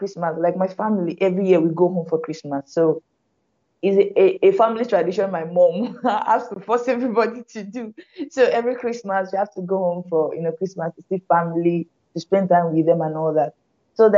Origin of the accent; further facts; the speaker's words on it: Lagos, Nigeria; also born or lived in Anambra State, Nigeria / Oyo State, Nigeria / Benin City, Nigeria; my family relocated to Lagos. So virtually all my schooling, my primary secondary school was in Benin. Sorry, in Lagos